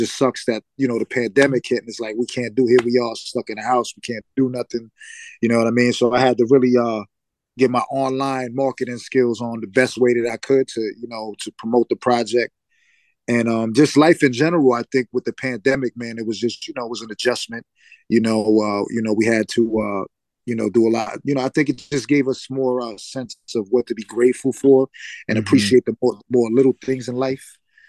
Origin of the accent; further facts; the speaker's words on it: Bronx, New York, United States; I had, you know, I grew up, my father was in and out of my life